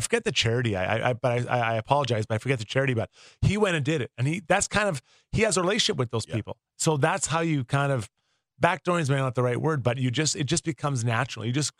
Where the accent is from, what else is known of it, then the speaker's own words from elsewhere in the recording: Edmonton, Alberta, Canada; I was from Edmonton